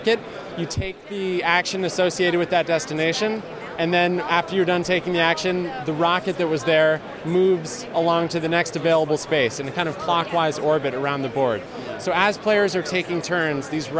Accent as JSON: {"language": "English", "town": "Burlington", "region": "Vermont", "country": "United States", "tie": "born or raised there", "also_born_or_lived": "Ohio", "moved": "yes", "lives_now": "Nashville, United States", "said": "I was born in Ohio, but I grew up in Burlington, Vermont"}